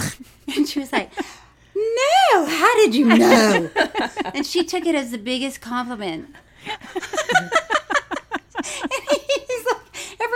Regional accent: Florida, United States; moved away; also born or lived in Tallahassee, Florida; I'm from Florida.

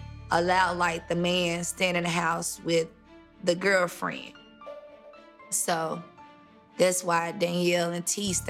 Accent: Forest, Mississippi, United States; We was raised in Forest, Mississippi. It's a small country town, very quiet.

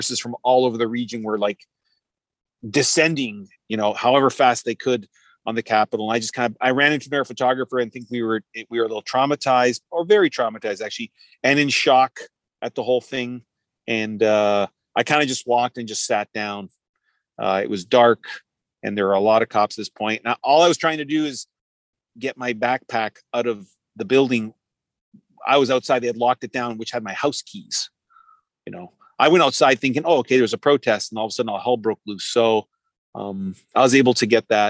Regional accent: Toronto, Ontario, Canada; I'm Canadian. I'm from Toronto

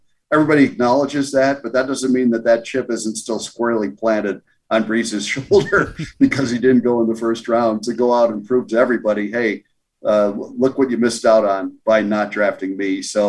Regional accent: Bronxville, New York, United States; born there; Hey, I was born in Bronxville, so, you know, I'm not that far off and might have to make it out there and give it a shot.

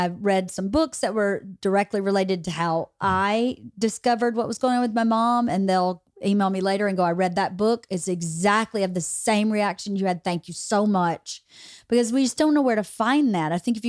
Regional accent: Bowdoin, Georgia, United States; I was in my hometown in Bowdoin, Georgia.

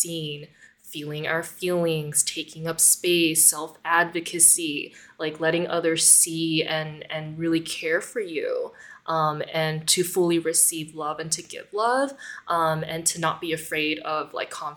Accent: United States; being Asian American, being a daughter of like refugees, like my parents are both people from Vietnam

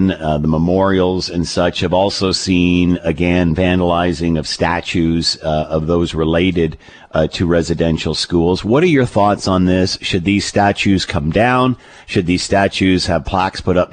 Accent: Canada; as a Canadian

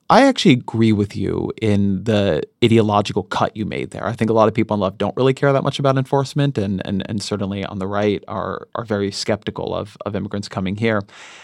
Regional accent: Irvine, California, United States; so I grew up in Irvine, mm-hmm. California. And so Orange County, California mm-hmm. is very heavily Hispanic, very heavily Asian.

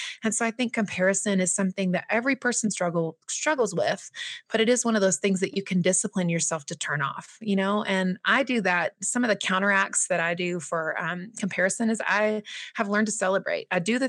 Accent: Southeast, United States; Right, and that isn't abnormal as it is in like some of the smaller smaller towns where I was raised in the Southeast, for example.

